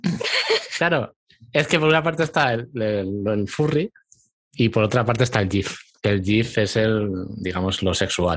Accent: Castellón de la Plana, Valencian Community, Spain; soy de España, de, de Valencia, no, Castellón

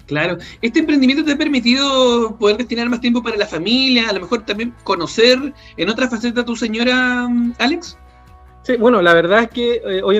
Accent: Santiago, Santiago Metropolitan Region, Chile; moved away as an adult; now in Salamanca, Chile; yo soy de Santiago.

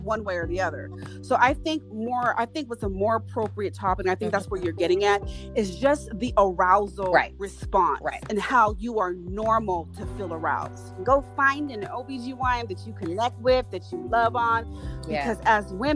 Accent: Los Angeles, California, United States; I grew up right in South Central Los Angeles

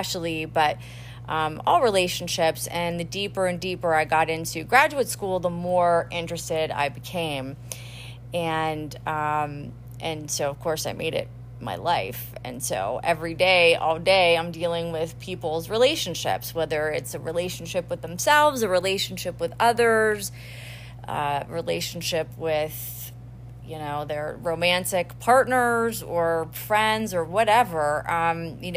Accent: Pittsburgh, Pennsylvania, United States; moved away as an adult; also born or lived in Miami, Florida; now in Aventura, United States; I'm originally from the Squirrel Hill section of Pittsburgh

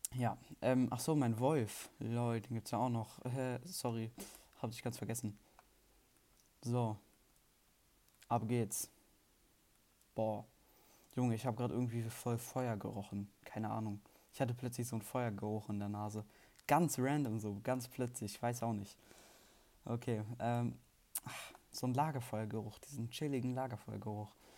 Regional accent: Germany; Ich bin Deutscher und Schweizer Staatsbürger

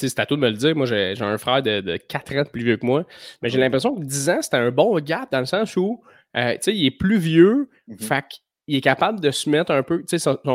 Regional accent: Blainville, Quebec, Canada; moi, j'ai grandi plus à Fontaine

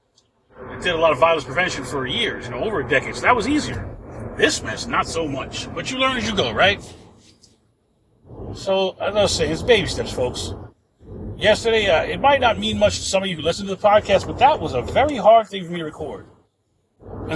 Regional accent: New York, United States; now in Florida, United States; I'm from New York and I live in Florida

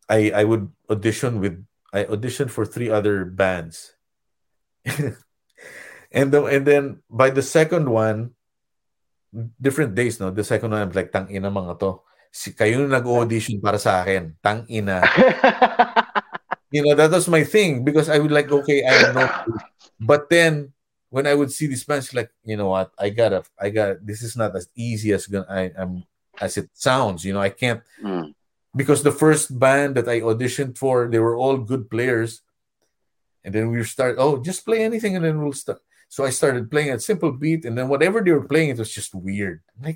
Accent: California, United States; as a Californian, as an Orange County person, and I would just stay in my room and not socialize with anybody

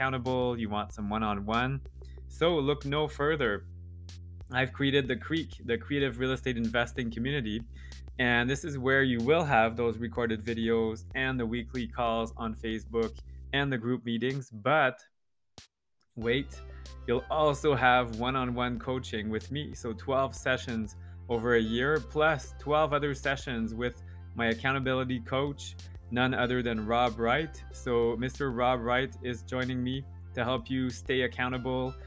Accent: Canada; I'm French Canadian

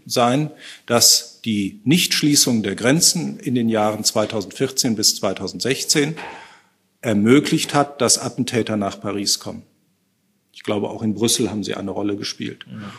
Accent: North Rhine-Westphalia, Germany; aus meinem Heimatbundesland, aus Nordrhein-Westfalen

